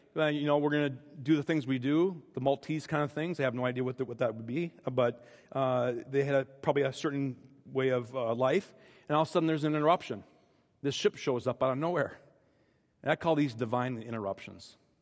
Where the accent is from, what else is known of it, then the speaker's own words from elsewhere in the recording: Minnesota, United States; I'm speaking as a Minnesotan for most of my life